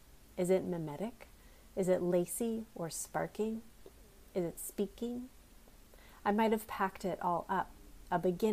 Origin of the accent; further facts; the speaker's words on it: California's Central Valley, United States; also born or lived in Minnesota; I was born in Minnesota, but spent most of my childhood in California's Central Valley, a region of big agriculture, oil drilling, and real estate sprawl, but also a landscape of beautiful small details